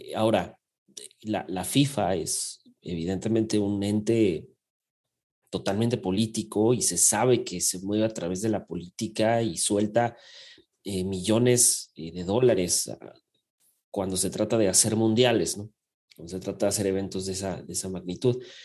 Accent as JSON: {"language": "Spanish", "country": "Mexico", "said": "como mexicano"}